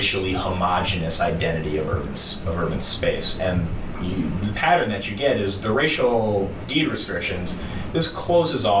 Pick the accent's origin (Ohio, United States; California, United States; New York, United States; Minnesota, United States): Minnesota, United States; St. Louis Park; I grew up in St. Louis Park and some of the western suburbs